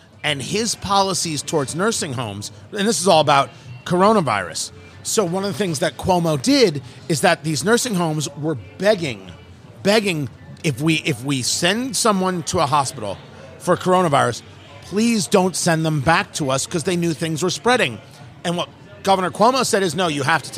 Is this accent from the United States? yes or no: yes; New Jersey, United States; moved away as an adult; also born or lived in Brooklyn, New York / Los Angeles / Florida; I was born in Brooklyn and I grew up in Jersey